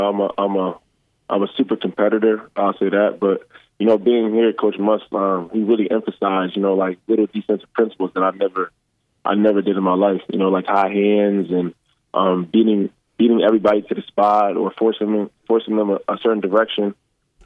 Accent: New Jersey, United States; moved away; I'm from North Side of Jersey, North Jersey. Like, I'll say about, like, 15 minutes away from New York City

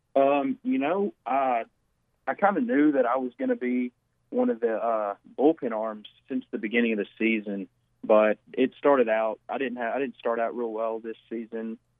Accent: Batesville, Arkansas, United States; growing up in Batesville, it was probably one of the best things for me

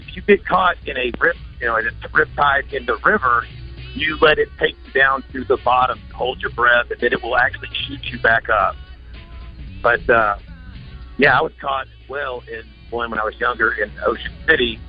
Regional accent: Mabelvale, Arkansas, United States; I grew up in Maubelle, Arkansas, and right off the golf course

